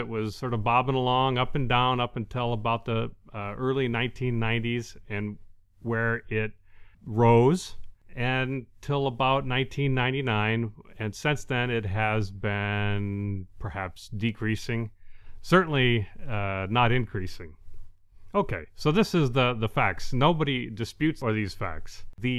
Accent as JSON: {"language": "English", "town": "Detroit", "region": "Michigan", "country": "United States", "tie": "born or raised there", "also_born_or_lived": "Gaylord", "said": "Now, I grew up in Detroit, but when I was middle school aged, our family had moved to the Great White North, or very near it, to the very tip of the mitt of Michigan in a small town called Gaylord."}